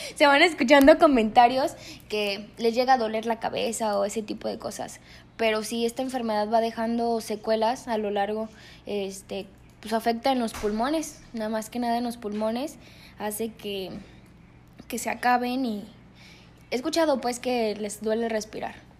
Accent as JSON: {"language": "Spanish", "country": "Mexico", "said": "nosotros los mexicanos no queremos creer"}